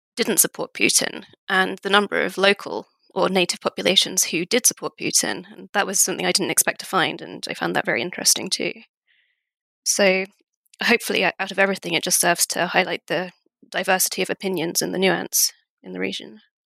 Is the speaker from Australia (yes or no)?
no; United Kingdom; also born or lived in Russia; I'm British, but I do have Estonian roots